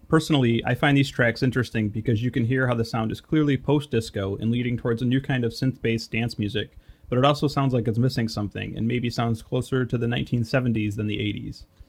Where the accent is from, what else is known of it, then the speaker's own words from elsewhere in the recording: Detroit, Michigan, United States; I'm from Detroit, Michigan, and am a web developer